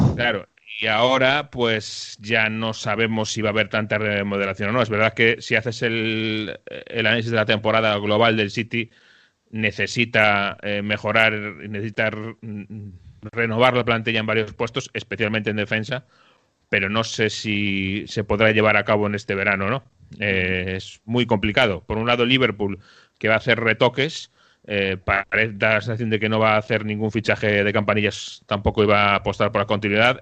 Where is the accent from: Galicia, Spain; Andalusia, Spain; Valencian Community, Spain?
Galicia, Spain; Que en Galicia estamos muy bien acostumbrados porque tenemos las rías